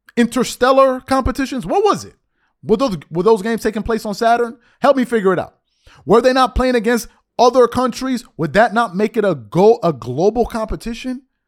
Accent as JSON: {"language": "English", "country": "United States", "also_born_or_lived": "Rome, Italy", "said": "As an American"}